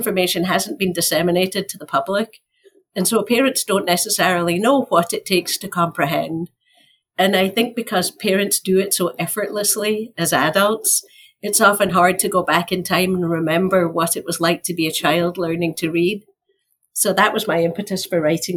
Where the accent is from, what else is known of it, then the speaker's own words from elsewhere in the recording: Scotland, United Kingdom; moved away as an adult; now in United States; So I'm from Scotland. Sometimes it feels like I'm from another planet, but it's only Scotland. I've lived here for over 30 years